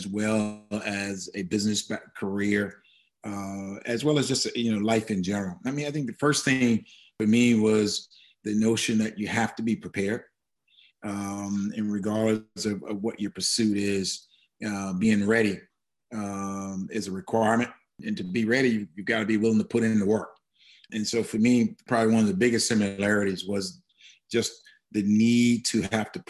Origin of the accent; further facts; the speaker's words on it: Jackson, Tennessee, United States; I grew up in West Tennessee, about 60 miles out of Memphis.